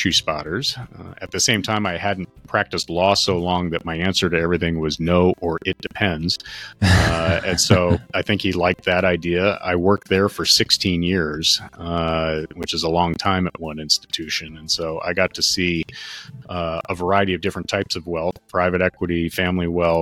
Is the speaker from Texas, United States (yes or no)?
no; Westchester County, New York, United States; I grew up in Westchester County, New York, which is a wealthy county in the U.S. and in New York State in particular